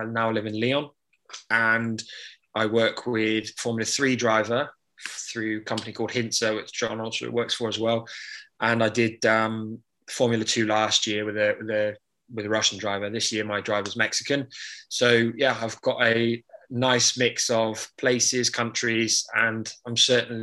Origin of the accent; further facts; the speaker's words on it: Bristol, South West England, United Kingdom; moved away; I'm originally from the Bristol sort of area, come from a large family